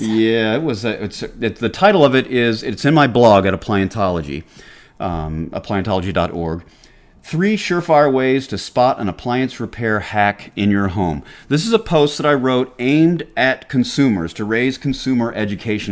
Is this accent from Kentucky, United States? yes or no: no; Atlanta, Georgia, United States; accent: Southern; now in New Hampshire, United States; I grew up in Atlanta